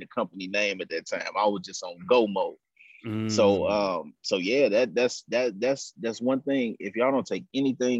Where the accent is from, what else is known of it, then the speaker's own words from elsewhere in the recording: Pontiac, Michigan, United States; also born or lived in Chicago, Illinois; now in Atlanta, United States; I'm originally from Chicago. And then I grew up in Pontiac, Michigan